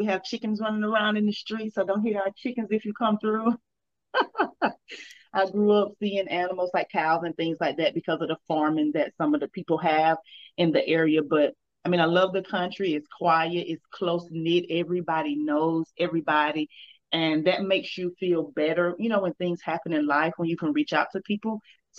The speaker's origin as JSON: {"language": "English", "town": "Danville", "region": "Georgia", "country": "United States", "tie": "born or raised there", "said": "Okay, so, well, as we know, it's the country, so we don't have a lot of big stores or anything like that."}